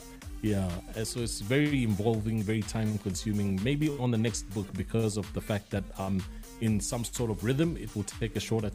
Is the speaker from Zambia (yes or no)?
yes; Zambia; moved away as an adult; now in Johannesburg, South Africa; I'm based in Johannesburg, South Africa. I'm originally from Zambia